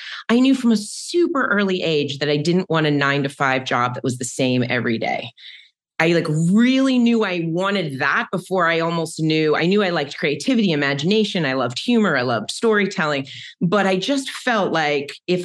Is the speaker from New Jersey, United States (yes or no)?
no; Maryland, United States; I grew up in Maryland and I came from a very sciencey family